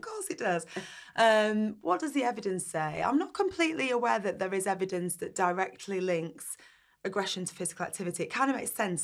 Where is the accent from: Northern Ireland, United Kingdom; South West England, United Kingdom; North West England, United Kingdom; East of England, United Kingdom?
North West England, United Kingdom; Burnley; I grew up in Burnley in the northwest